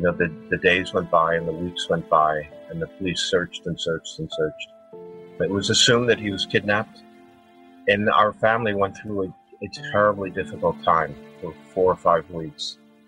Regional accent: Havertown, Pennsylvania, United States; born there; also born or lived in Michigan; So I was born in Philadelphia, actually a little tiny town on the outskirts of Philadelphia called Havertown. And then we moved out to Michigan.

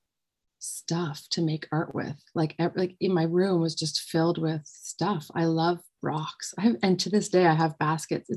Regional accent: Ottawa, Ontario, Canada; I grew up in Ottawa here in Canada

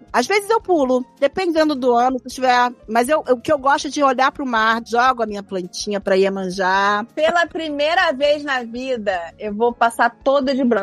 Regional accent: Rio de Janeiro, Brazil; moved away; Eu passei a vida inteira no Rio de Janeiro, sou carioca. E a vida inteira a gente passou na praia, vendo os fogos de Copacabana. Essa é a nossa realidade. E depois que eu me mudei do Rio, nunca mais passei na praia.

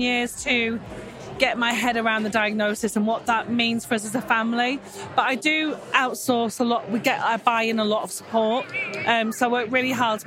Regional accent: Manchester, North West England, United Kingdom; I'm from Manchester in the UK. So yeah, the north of England.

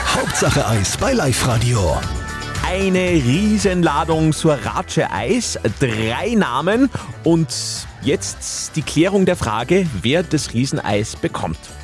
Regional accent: Upper Austria, Austria; bei uns in Oberösterreich

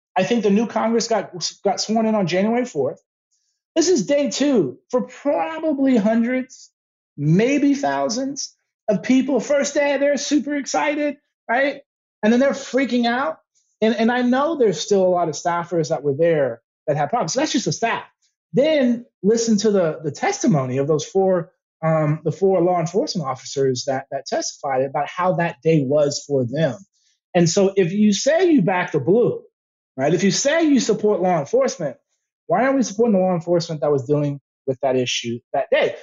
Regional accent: San Antonio, Texas, United States; I'm from born and raised in San Antonio

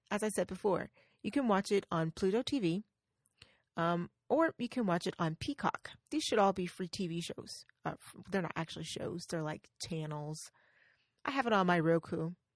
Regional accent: the South, United States; accent: Southern; I'm from the South, so as you know, I'm Southern

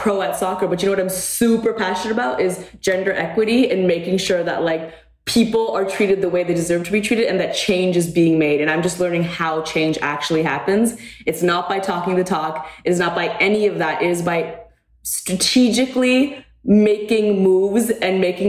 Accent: Canada; moved away; I grew up in Canada

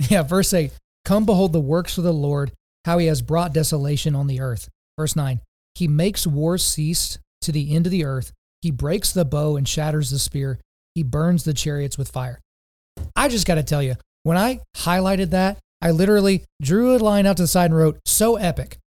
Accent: Lawton, Oklahoma, United States; as a kid growing up in Oklahoma

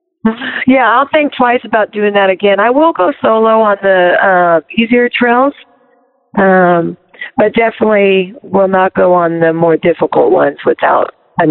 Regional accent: Silicon Valley area, Northern California, United States; also born or lived in Long Beach, California; now in Big Bear, United States; Originally from Long Beach. That's where I was born, but I grew up in Northern California, Silicon Valley area, and I currently live in Big Bear, California.

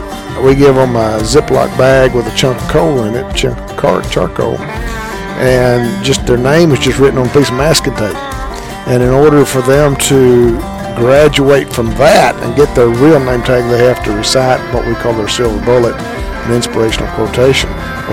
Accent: San Angelo, Texas, United States; I'm from San Angelo, Texas.

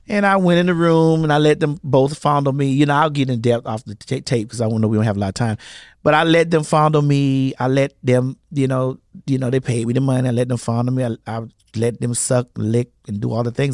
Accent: Miami, Florida, United States; I'm from Miami

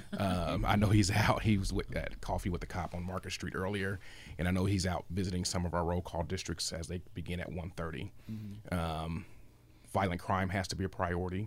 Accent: Anderson, Indiana, United States; moved away as an adult; I'm from Anderson, Indiana

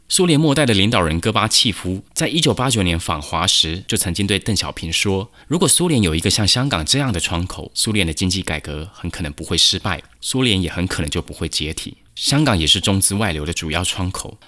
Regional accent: Taiwan; 作为台湾人

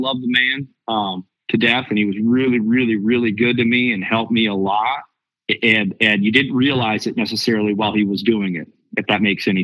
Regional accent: the North, United States; I'm from up north, you know, I'm not from Arkansas

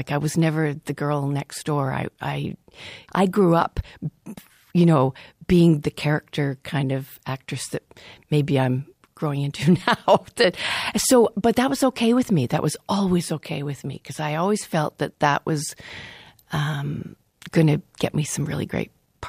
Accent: Thornhill, Ontario, Canada; In Thornhill.

